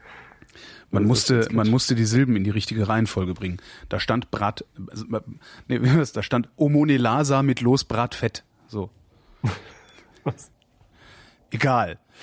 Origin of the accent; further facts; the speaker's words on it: Erftstadt, North Rhine-Westphalia, Germany; Ich bin in dem Ort zur Schule gegangen, in der Hans-Martin Schleier, Ach. in dem Hans-Martin Schleier im Hochhaus äh, festgehalten wurde